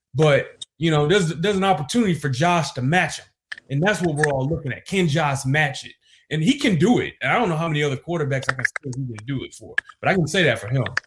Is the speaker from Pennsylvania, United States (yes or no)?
no; Detroit, Michigan, United States; I grew up in Detroit